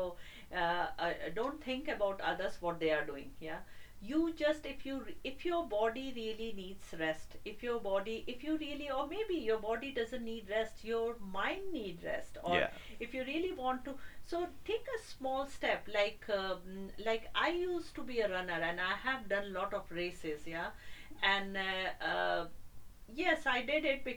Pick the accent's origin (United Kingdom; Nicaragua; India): India; moved away; I have grown up in India